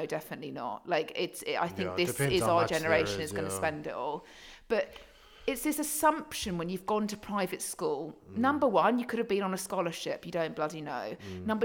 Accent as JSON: {"language": "English", "area": "Surrey", "region": "South East England", "country": "United Kingdom", "tie": "born or raised there", "accent": "posh", "said": "I was brought up in Surrey"}